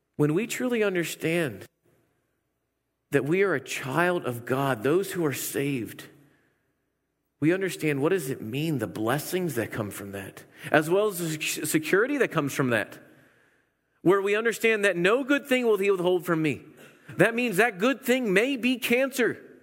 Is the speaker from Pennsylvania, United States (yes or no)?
yes; Pennsylvania, United States; moved away; I'm from Pennsylvania